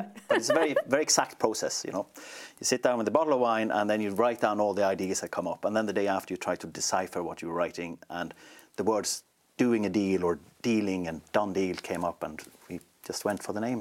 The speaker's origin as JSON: {"language": "English", "country": "Sweden", "tie": "born or raised there", "moved": "as an adult", "lives_now": "Ireland", "said": "I grew up in a small town um, in, in Sweden, right in the middle, right in between Malmö and Stockholm, actually, but near to nowhere"}